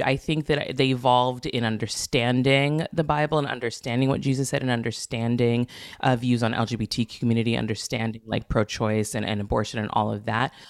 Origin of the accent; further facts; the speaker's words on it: Santa Barbara, California, United States; moved away as an adult; also born or lived in Los Angeles / New York; I was born and raised in Santa Barbara